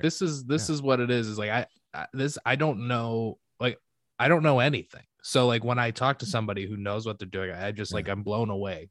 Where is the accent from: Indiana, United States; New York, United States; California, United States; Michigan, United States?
Michigan, United States; now in Chicago, United States; I love living in Chicago and like but I'm I'm from Michigan